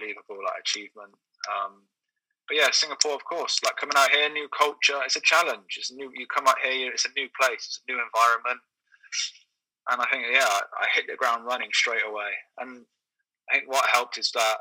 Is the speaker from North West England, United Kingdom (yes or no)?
no; Taunton, South West England, United Kingdom; moved away as an adult; also born or lived in London; now in Brunei; I'm from Taunton in Somerset, which is quite a quiet countryside place.